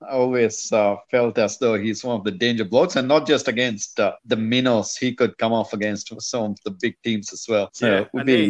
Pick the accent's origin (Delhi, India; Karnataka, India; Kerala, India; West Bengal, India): Karnataka, India; Bangalore; it was in Bangalore as well. My hometown.